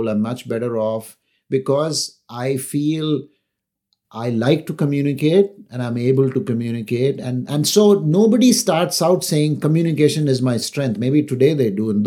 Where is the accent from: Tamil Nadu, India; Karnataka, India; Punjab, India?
Tamil Nadu, India; Chennai; also born or lived in Delhi / Calcutta / Kerala; So I was in Delhi for a few years, Calcutta for a few years. We were in Kerala for a few years. I am from Chennai, but I've actually lived there only two years of my life.